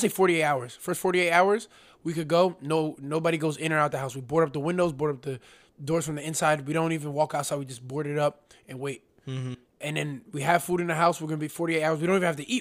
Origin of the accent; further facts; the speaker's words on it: Union, United States; I'm born and raised in Union